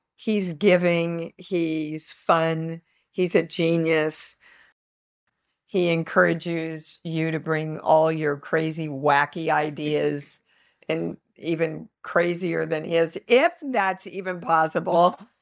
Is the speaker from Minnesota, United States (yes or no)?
no; Kansas, United States; I'm from Kansas.